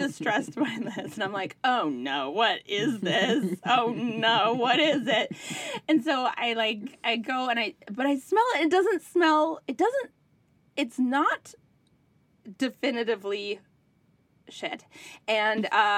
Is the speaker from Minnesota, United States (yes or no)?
yes; Minnesota, United States; moved away as an adult; also born or lived in New York City; I grew up in Minnesota. I spent my adult life in New York City.